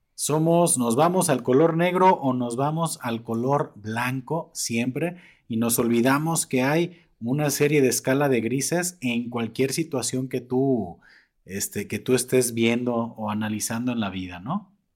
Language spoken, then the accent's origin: Spanish; Mexico